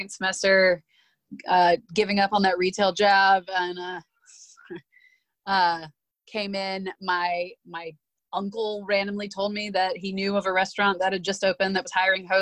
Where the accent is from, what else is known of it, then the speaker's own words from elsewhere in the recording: Columbia, South Carolina, United States; moved away as an adult; also born or lived in Charleston, South Carolina; I'm from Columbia, South Carolina, originally.